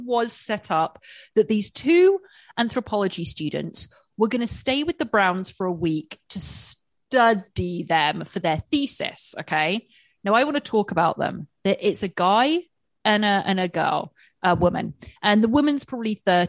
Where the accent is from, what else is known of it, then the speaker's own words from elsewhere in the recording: England, United Kingdom; I'm English with teeth, English teeth